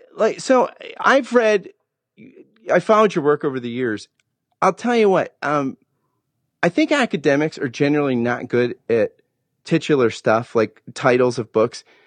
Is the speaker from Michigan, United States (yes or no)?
no; New Jersey, United States; I grew up in Jersey